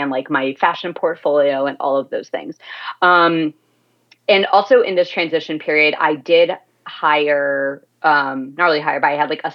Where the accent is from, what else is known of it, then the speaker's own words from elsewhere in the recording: Virginia, United States; like I am, like not far from where I'm from